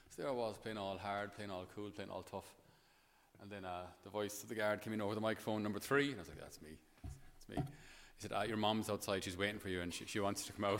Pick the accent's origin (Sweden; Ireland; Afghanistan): Ireland; Thurles, Munster; passing through my hometown today in Thurles